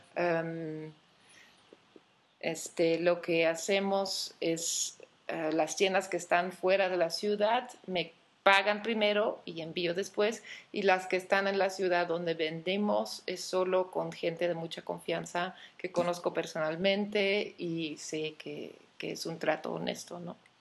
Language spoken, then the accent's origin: Spanish; Belgium; moved away as an adult; also born or lived in Antwerp / Barcelona; now in Mexico; nací en Bélgica, pero llevo casi 10 años viviendo en México.